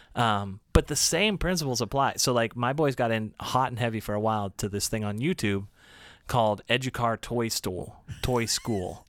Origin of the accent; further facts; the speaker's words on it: Pittsburgh, Pennsylvania, United States; coming from Pittsburgh, which is not, spoiler alert, like, the most diverse place in the world